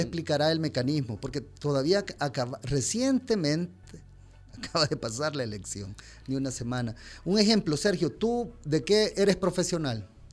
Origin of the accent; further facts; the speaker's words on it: El Salvador; como salvadoreños